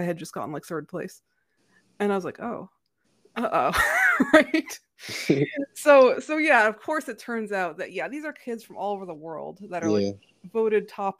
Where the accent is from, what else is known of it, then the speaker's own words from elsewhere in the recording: New England, United States; But like we're growing up in the Ivy League corridor, between like Harvard and Dartmouth, right?